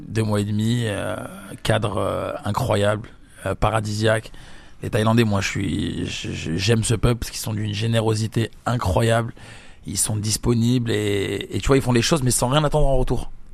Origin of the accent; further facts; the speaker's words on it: Algeria; je suis pas brésilien, je suis algérien